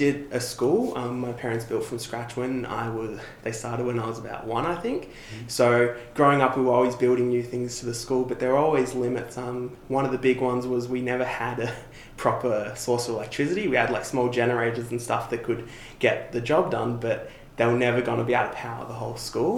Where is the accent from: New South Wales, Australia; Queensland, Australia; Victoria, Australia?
Victoria, Australia; Melbourne; I grew up here in Melbourne, but my dad was actually originally from Kenya